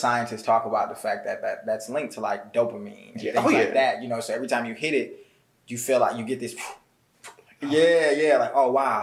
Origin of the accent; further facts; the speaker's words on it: Atlanta, Georgia, United States; also born or lived in Bloomington, Illinois; I moved here, and then I've been in Atlanta, Georgia now for like 19 years.